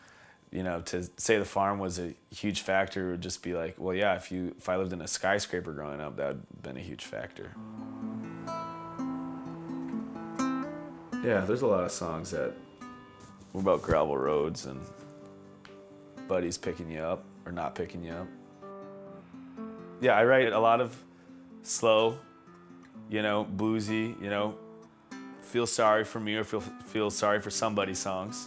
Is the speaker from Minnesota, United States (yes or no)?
yes; Stephen, Minnesota, United States; I grew up in Stephen, Minnesota. It's a very small town in north northwest west Minnesota